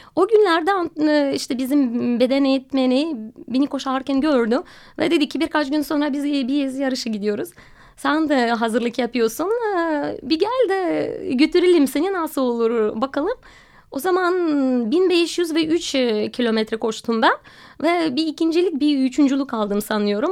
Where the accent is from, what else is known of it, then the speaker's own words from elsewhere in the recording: Russia; Turkish is a second language; moved away as an adult; also born or lived in Moscow, Russia / Alanya, Turkey; now in Istanbul, Turkey; Rusya'da doğdum ve okuldan mezun olduktan sonra Moskova'ya gittim